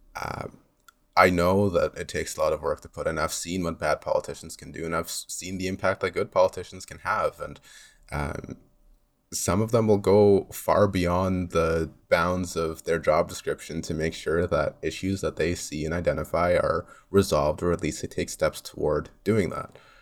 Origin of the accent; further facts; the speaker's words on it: Mississauga, Ontario, Canada; also born or lived in Loudoun County, Virginia; I've, uh, grown up here in Mississauga. I've lived here all of my life